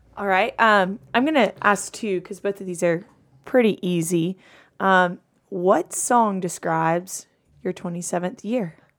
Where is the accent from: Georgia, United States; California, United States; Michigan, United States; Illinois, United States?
Georgia, United States; Madison; I'm from Madison, Georgia.